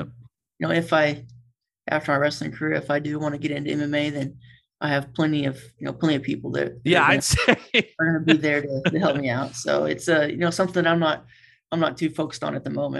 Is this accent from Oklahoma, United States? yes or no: yes; Sand Springs, Oklahoma, United States; He moved to Sand Springs, where I'm from, whenever I was in high school.